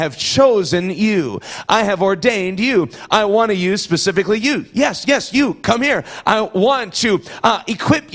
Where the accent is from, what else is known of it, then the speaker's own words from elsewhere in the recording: Iowa, United States; moved away; I'm from Iowa